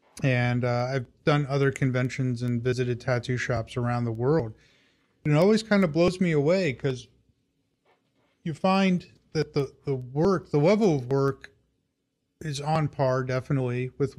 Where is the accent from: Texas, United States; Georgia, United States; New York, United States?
New York, United States; New York City; born or raised there